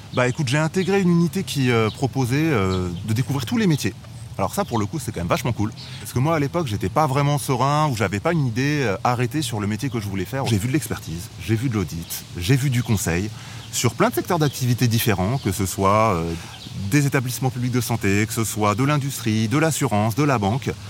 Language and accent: French; Bordeaux, Nouvelle-Aquitaine, France; moved away as an adult; also born or lived in Paris; je suis originaire de Bordeaux.